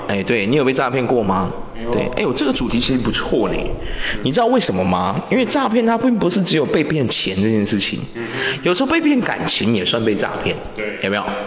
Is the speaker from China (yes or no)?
no; Taiwan; 我们台湾人